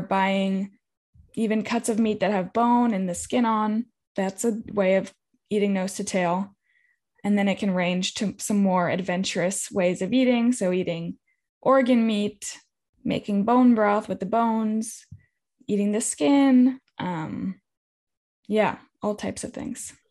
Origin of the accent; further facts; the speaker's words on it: California, United States; I'm from California. I grew up in a drought